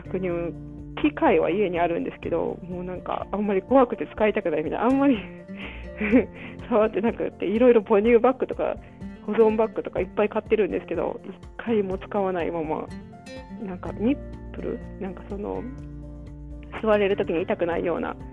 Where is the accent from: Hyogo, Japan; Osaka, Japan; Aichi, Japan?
Hyogo, Japan; Nishinomiya; moved away as an adult; also born or lived in Taiwan / Hiroshima / Shizuoka; now in Saitama, Japan; 私は西宮出身、えー、大阪ですね。大阪の近く関西出身なんで